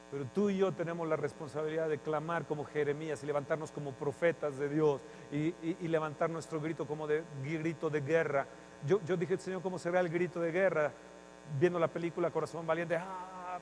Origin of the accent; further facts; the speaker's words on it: Mexico; nosotros como mexicanos